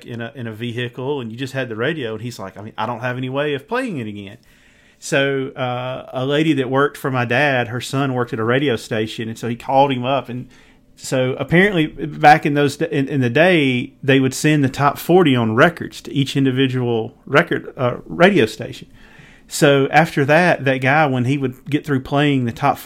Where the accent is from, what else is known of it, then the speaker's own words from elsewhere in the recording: Mississippi Delta, United States; I grew up in the Mississippi Delta